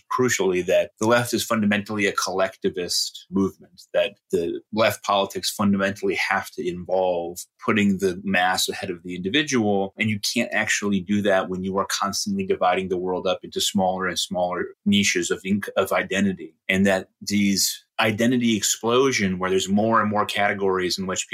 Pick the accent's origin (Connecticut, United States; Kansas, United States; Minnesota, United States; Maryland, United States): Connecticut, United States; Middletown; am from Connecticut originally, from Middletown, Connecticut, the home of Wesleyan University. I grew up on Wesleyan University's campus.